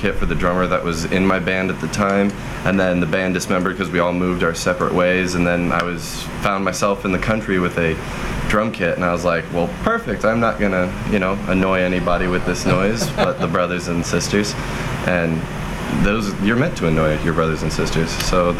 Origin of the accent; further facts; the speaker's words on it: Indianapolis, Indiana, United States; also born or lived in Cicero, Indiana / Greenwood, Indiana / Castleton, Indiana; Central off of Washington, like the Irvington area, when I was a little kid.